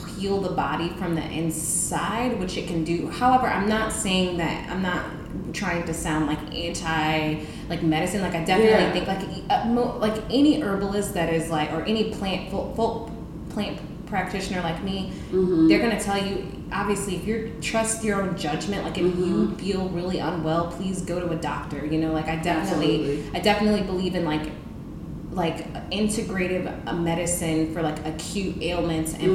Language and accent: English; New Orleans, Louisiana, United States; I'm from here, but I grew up in New Orleans East